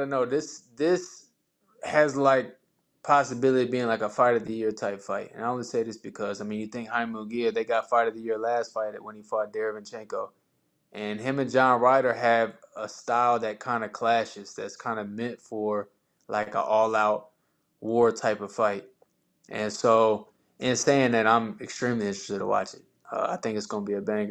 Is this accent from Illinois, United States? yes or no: no; El Paso, Texas, United States; moved away; I was born in El Paso